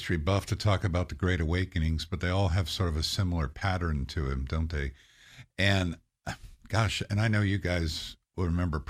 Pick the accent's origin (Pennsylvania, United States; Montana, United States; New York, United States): Pennsylvania, United States; Philadelphia; also born or lived in Cleveland; Yeah, so I was born in Cleveland, Ohio, left there about three, went to Philadelphia area, grew up in Philadelphia area.